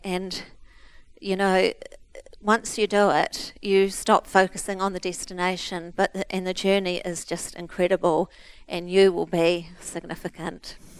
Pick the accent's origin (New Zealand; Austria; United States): New Zealand; Christchurch, Canterbury; We're from Christchurch